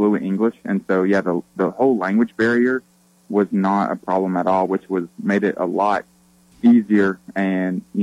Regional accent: Kingsport, Tennessee, United States; I grew up in Kingsport, Tennessee, which is about an hour and a half from Knoxville.

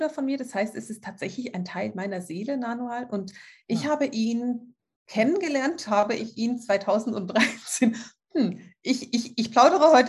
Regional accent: Switzerland; Ich muss, ich bin Schweizerin, ich muss Französisch sprechen.

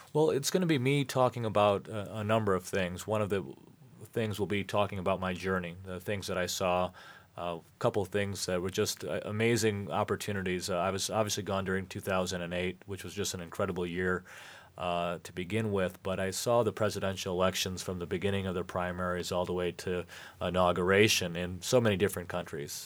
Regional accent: United States; also born or lived in Michigan; we as American citizens

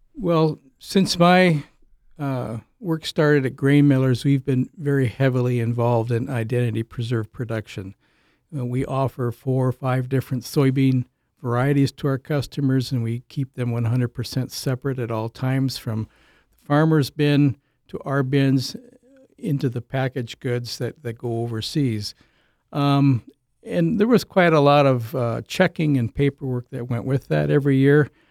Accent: Illinois, United States; moved away as an adult; also born or lived in Jackson, Minnesota / Olivia, Minnesota / Saint Paul, Minnesota; now in Minnesota, United States; originally, I'm a from Illinois

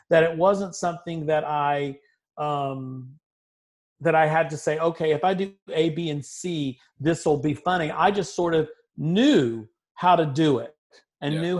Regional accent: Augusta, Georgia, United States; born there; Um, I was born in Augusta, Georgia, um, which is uh, if you think about the area, there's kind of in that particular area you're looking. It's getting close to South Carolina by that point.

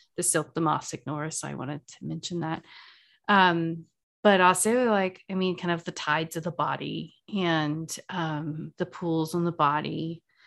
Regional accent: the South, United States; I'm from the South.

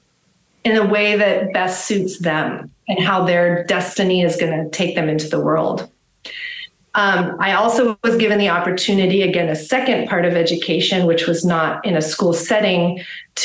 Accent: Los Angeles, California, United States; now in Austin, United States; I grew up in Los Angeles

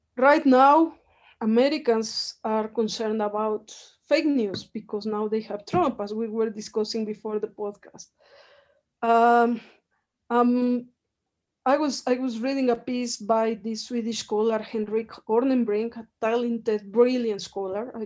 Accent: Mexico; English is a second language; also born or lived in United Kingdom; now in Mexico City, Mexico; I am Mexican and I'm very, very proud to be to be one and I speak like I speak, and I have strong accent

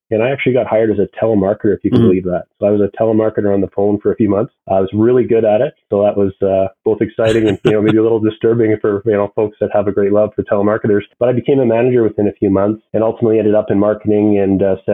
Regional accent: Alberta, Canada; also born or lived in New Brunswick; I was born in New Brunswick, Jeff. I grew up mostly in Alberta. So I was an army brat

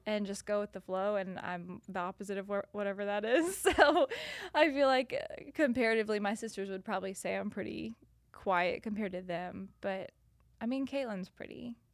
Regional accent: north of Nashville, Tennessee, United States; moved away as an adult; also born or lived in South Carolina / Louisiana; now in Chattanooga, United States; I was born in South Carolina, lived in Louisiana, and then have lived, um, north of Nashville for the rest of the time

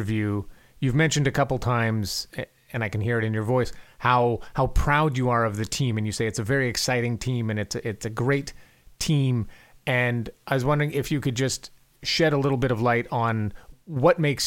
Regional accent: Canada; moved away; I'm from Canada

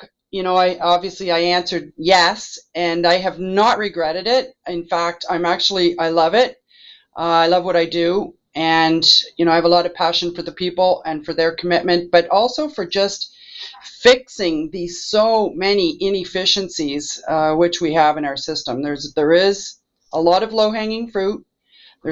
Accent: Halifax, Nova Scotia, Canada; I'm a hometown girl, born and bred in Halifax

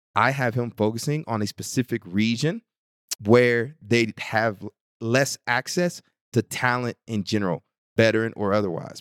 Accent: Bryan, Texas, United States; my hometown of Bryan College Station, Texas

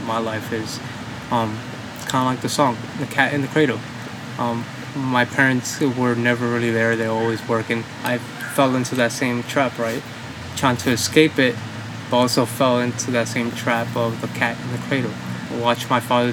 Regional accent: New York City, New York, United States; moved away as an adult; also born or lived in Dominican Republic; now in North Carolina, United States; Me and my family immigrated from the Dominican Republic in the early 1990s. We immigrated to the Williamsburg area, Brooklyn

